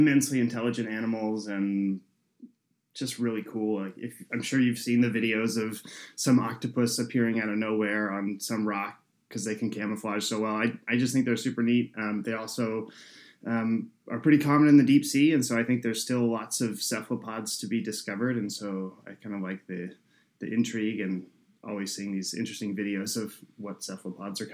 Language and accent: English; San Jose, California, United States; I grew up in San Jose, which is San Jose, California